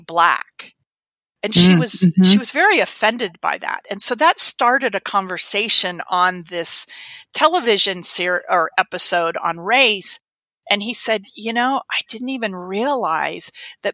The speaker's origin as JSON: {"language": "English", "country": "United States", "said": "growing up in America and being white"}